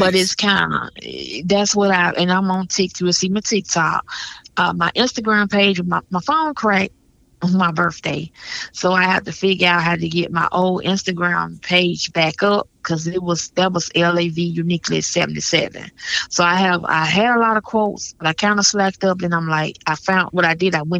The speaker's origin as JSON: {"language": "English", "town": "Birmingham", "region": "Alabama", "country": "United States", "also_born_or_lived": "Atlanta, Georgia", "moved": "yes", "said": "I'm originally from Birmingham, Alabama. I'm back here now."}